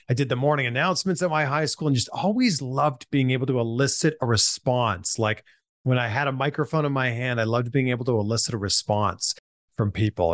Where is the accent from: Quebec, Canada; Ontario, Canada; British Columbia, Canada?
Ontario, Canada; Pickering; born or raised there; moved away as an adult; now in United States